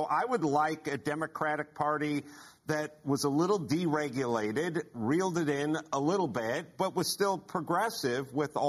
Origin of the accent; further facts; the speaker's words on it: Southern California, United States; I grew up in SoCal, come from a very progressive family.